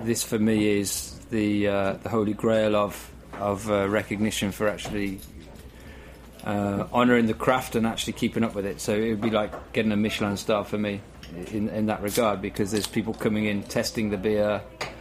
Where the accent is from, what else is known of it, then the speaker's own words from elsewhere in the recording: England, United Kingdom; moved away as an adult; now in New York, United States; I'm English, but my training is classical French